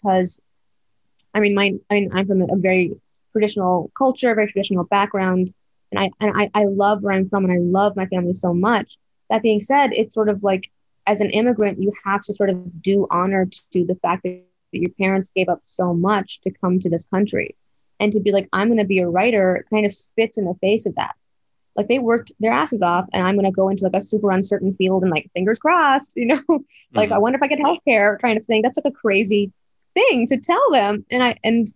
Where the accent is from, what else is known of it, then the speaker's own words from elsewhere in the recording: Plano, Texas, United States; moved away; I was in Plano, which is like a suburb of Dallas